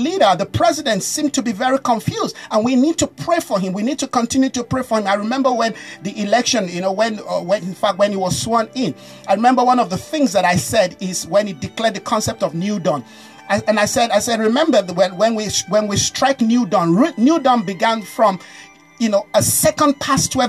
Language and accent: English; Nigeria; I'm a Nigerian